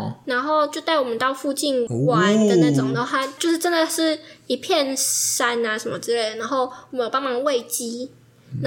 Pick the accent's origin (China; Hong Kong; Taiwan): Taiwan; 然后刚好也是台湾人，然后因为我也是台湾人，所以我可以跟他讲中文的这样子